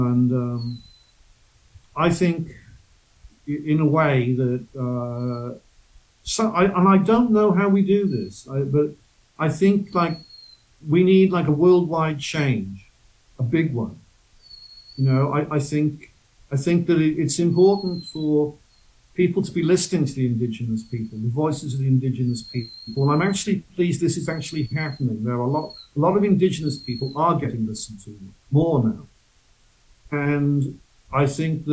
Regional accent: Wales, United Kingdom; moved away; I'm from the UK, I'm from Britain, I'm from Wales originally

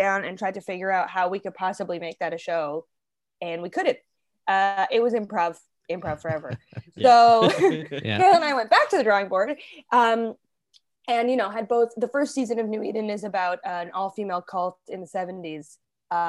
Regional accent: Toronto, Ontario, Canada; also born or lived in Halifax; now in Toronto, Canada; I grew up in Toronto, but I moved back here from Halifax after we made that first season

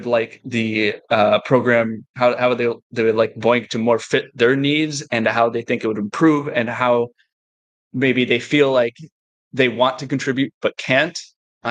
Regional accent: United States; as an American

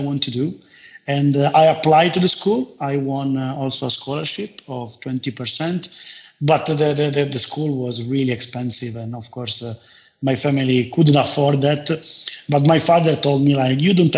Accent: Turin, Piedmont, Italy; born and raised in Turin in a modest but happy family

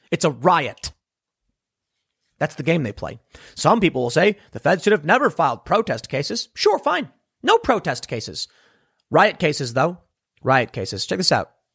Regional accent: Chicago, Illinois, United States; growing up in Chicago w, with gang stuff

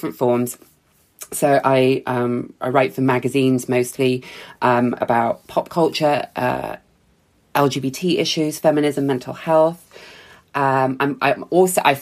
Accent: Bristol, South West England, United Kingdom; also born or lived in London; Even though I grew up in Bristol, I didn't have any friends here anymore.

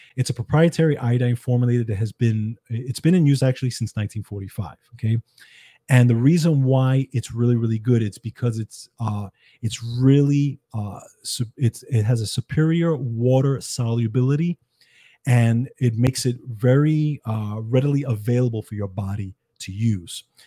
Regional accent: New York City, New York, United States; I grew up in the Bronx, New York

